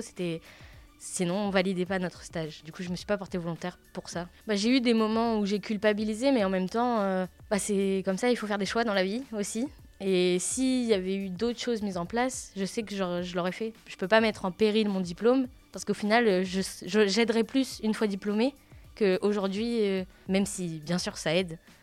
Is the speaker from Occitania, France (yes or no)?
no; Le Havre, Normandy, France; Je suis du Havre